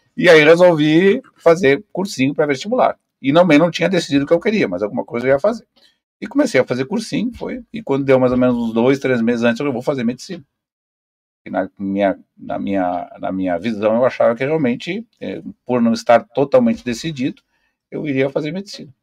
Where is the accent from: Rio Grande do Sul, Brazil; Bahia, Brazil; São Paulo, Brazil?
Rio Grande do Sul, Brazil; Pelotas; moved away as an adult; now in Foz do Iguaçu, Brazil; eu sou, na verdade, sou natural de Pelotas